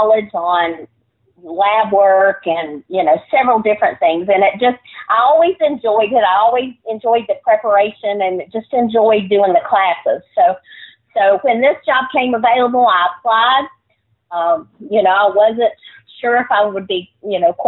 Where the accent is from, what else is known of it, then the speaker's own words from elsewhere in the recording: Bluefield, Virginia, United States; now in Wythe County, United States; I grew up in Bluefield, Virginia